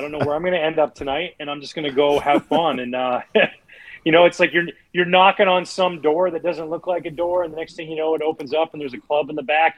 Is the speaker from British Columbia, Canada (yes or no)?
yes; outside of Vancouver, British Columbia, Canada; moved away; I grew up outside of Vancouver, British Columbia